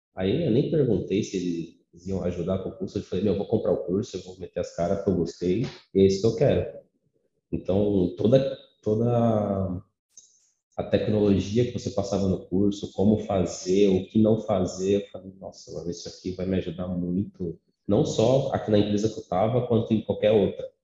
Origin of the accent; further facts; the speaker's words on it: São Paulo, Brazil; sou natural de São Paulo